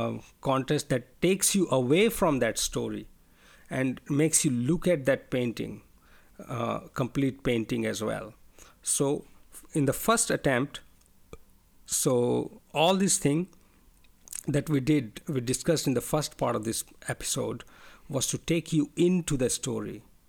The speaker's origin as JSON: {"language": "English", "country": "India", "second_language": "English", "moved": "yes", "said": "I'm not a native English speaker. I'm an Indian, and I'm living in a different country right now."}